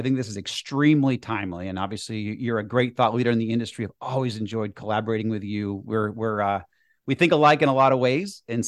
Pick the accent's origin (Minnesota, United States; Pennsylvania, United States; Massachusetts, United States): Massachusetts, United States; outside of Boston; I grew up skiing. I grew up in the Northeast outside of Boston. So I picked up skiing and ski out west almost every year now.